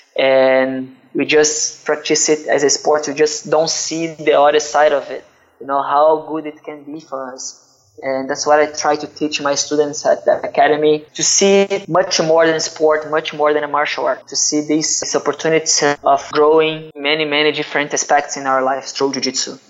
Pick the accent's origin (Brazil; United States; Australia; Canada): Brazil; Duque de Caxias, Rio de Janeiro; I'm from Rio. Actually, I'm from Duque de Caxias. It's a city around the main city, Rio de Janeiro, in Brazil.